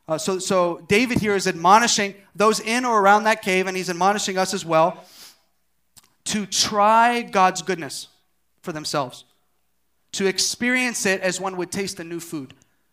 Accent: Uijeongbu, Gyeonggi Province, South Korea; I'm from Wijangbu, whoop whoop.

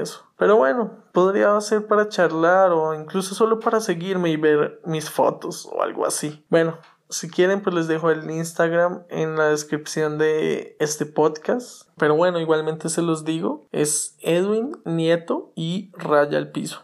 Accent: Colombia; also born or lived in Cuautitlán Izcalli, Mexico; now in Atizapán, Mexico; regresar a Colombia, que es mi país de origen

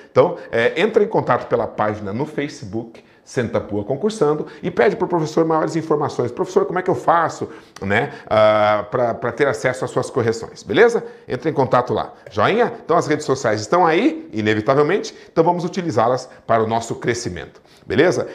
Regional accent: Brazil; eu sou brasileiro

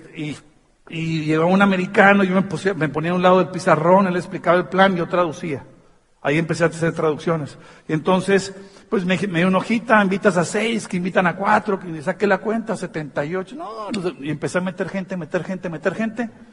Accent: Tijuana, Baja California, Mexico; soy de Tijuana

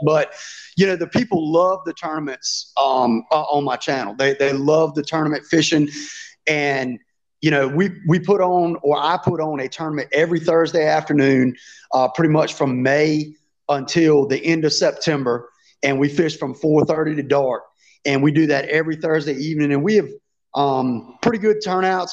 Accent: Virginia, United States; I've lived in Virginia all my life

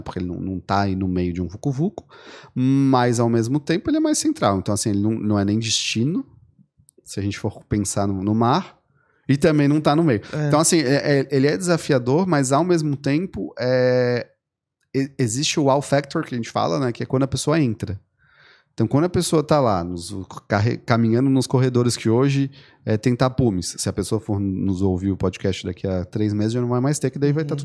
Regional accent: Florianópolis, Santa Catarina, Brazil; eu sou manezinho também

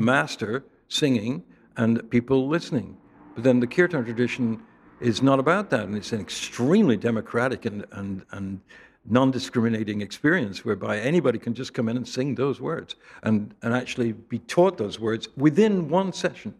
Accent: England, United Kingdom; moved away; Growing up in England

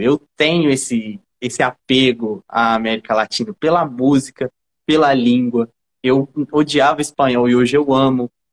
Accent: Brazil; eu sou brasileiro

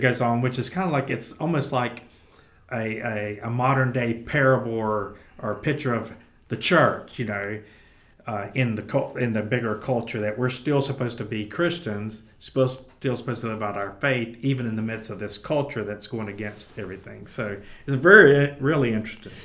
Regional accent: the South, United States; we're from the South

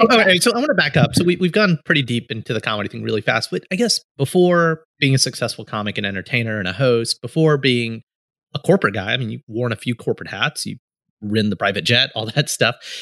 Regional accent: Alabama, United States; moved away

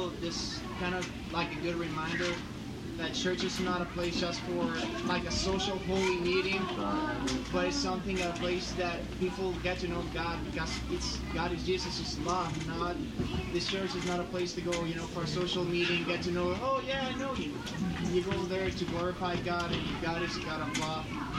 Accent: Honduras; English is a second language; now in United States; my home country, Honduras

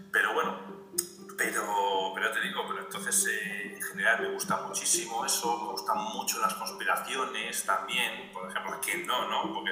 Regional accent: Madrid, Community of Madrid, Spain; soy de España, ¿no? de Madrid, exactamente.

